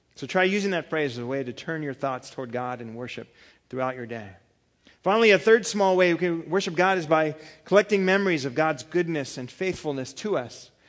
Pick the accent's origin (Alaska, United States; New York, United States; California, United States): California, United States; I'm from California